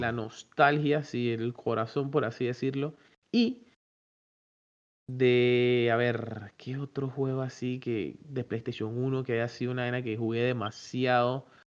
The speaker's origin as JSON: {"language": "Spanish", "country": "Panama", "said": "nosotros como panameños"}